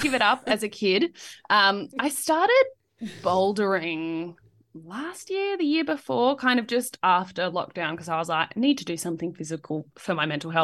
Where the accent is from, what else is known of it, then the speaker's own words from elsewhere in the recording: Blue Mountains, New South Wales, Australia; I grew up in the Blue Mountains